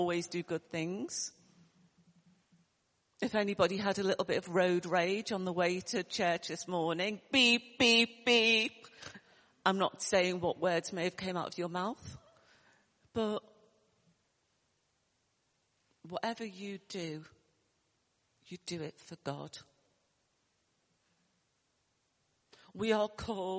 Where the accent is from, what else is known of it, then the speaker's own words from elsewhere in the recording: Liverpool, North West England, United Kingdom; accent: Liverpool; you might hear my accent from Liverpool, although I was brought up, you know, in a, you know, poor area